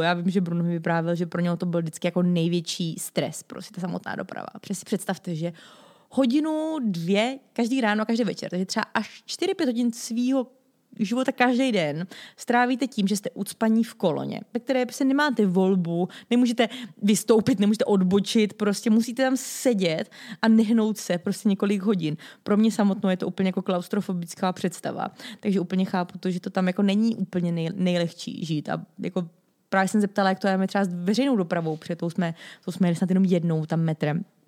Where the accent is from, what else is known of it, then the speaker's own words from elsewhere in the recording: Czechia; jako Češi